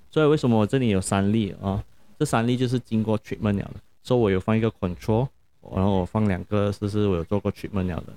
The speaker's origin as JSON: {"language": "Chinese", "country": "Malaysia", "said": "我们 Malaysia 的人"}